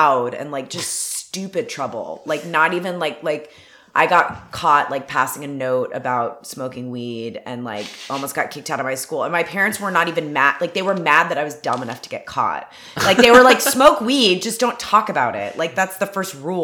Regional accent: Atlanta, Georgia, United States; now in Los Angeles, United States; I'm from Atlanta. I grew up in like a suburb of Atlanta.

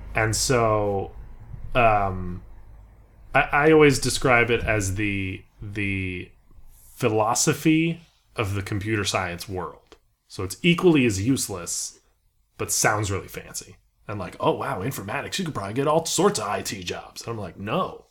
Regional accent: Beverly Hills, California, United States; moved away; I was from Beverly Hills

